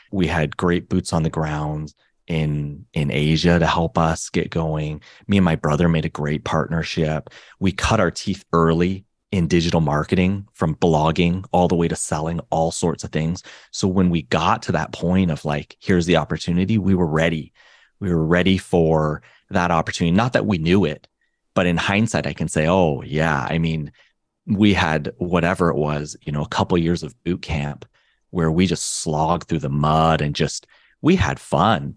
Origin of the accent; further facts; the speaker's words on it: Canada; me and my brother, we grew up in Canada